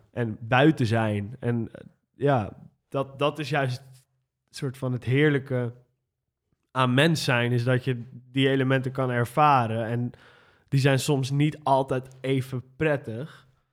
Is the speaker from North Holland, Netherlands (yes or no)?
yes; Amsterdam, North Holland, Netherlands; ik ben geboren en getogen Amsterdammer, in de Pijp geboren. En ehm, toen zijn mijn ouders naar Nieuw-West verhuisd